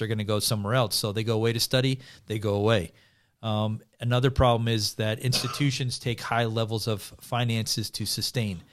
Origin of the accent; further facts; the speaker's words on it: United States; coming as an American